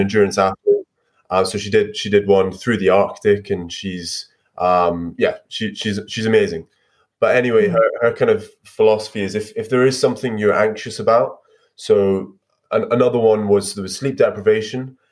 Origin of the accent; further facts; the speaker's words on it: Scotland, United Kingdom; As a Scot